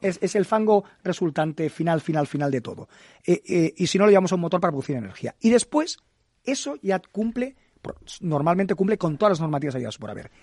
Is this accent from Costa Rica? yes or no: no; El Prat de Llobregat, Catalonia, Spain; a mi pueblo, al Prat